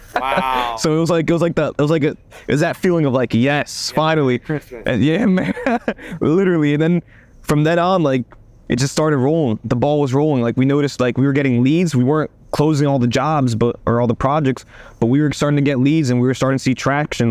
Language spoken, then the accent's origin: English; United States; I'm a sixth generation American